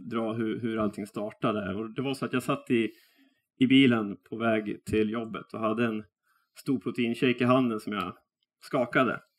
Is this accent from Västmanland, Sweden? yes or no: yes; Västerås, Västmanland, Sweden; jag är eh, västeråsare